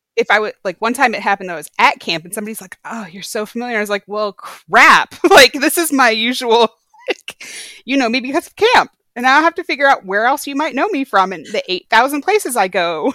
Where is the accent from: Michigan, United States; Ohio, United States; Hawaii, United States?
Michigan, United States; moved away as an adult; now in Texas, United States; I was born in Texas, but we moved away when I was uh, five, and I actually grew up in Michigan.